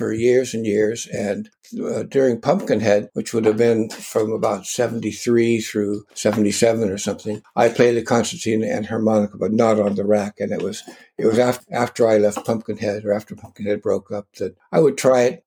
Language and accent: English; Culver City, California, United States; Where I grew up in Culver City was where the MGM movie theater was